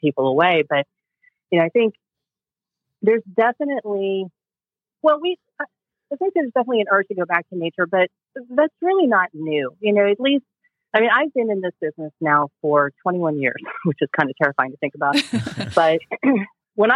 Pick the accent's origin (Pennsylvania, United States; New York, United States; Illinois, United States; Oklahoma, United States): Pennsylvania, United States; just outside of Pittsburgh, Western; I'm actually from Western Pennsylvania, just outside of Pittsburgh